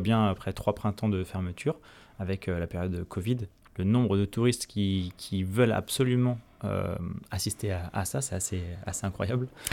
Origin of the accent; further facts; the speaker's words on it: France; chez nous en France